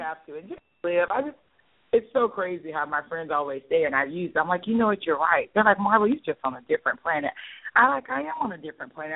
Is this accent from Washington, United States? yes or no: no; St. Petersburg, Florida, United States; moved away as an adult; now in Atlanta, United States; grew up with me from St. Pete